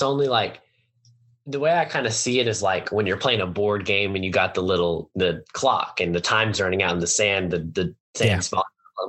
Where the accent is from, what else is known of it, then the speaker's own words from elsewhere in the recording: Texas, United States; coming to pitch for my hometown team and his hometown team.